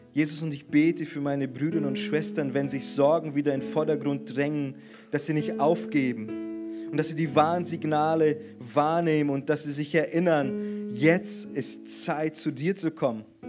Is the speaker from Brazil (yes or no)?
yes; Brazil; moved away; als Brasilianer friere ich sowieso immer und ständig